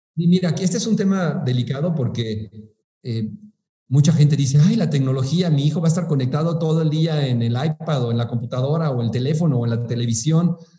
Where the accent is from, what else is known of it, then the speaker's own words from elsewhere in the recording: Mexico City, Mexico; moved away as an adult; now in Morelia, Mexico; soy originario de la Ciudad de México